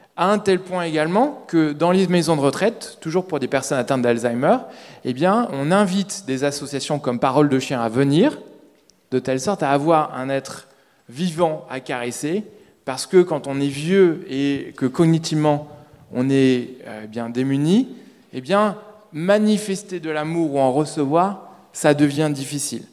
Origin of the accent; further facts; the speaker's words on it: Paris, Île-de-France, France; je suis parisien